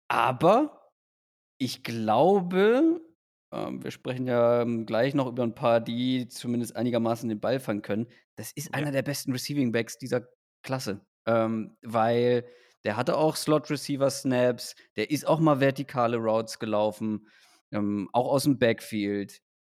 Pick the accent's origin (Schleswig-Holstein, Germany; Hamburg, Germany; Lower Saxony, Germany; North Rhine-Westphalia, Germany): Schleswig-Holstein, Germany; ich bin ja wirklich äh, quasi auf dem Dorf in Schleswig-Holstein dann zur Schule gegangen.